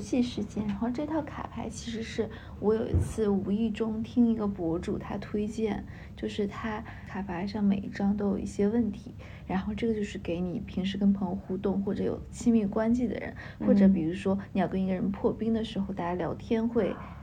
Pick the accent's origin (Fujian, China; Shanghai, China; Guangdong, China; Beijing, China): Beijing, China; 我小的时候也是在这部分长大的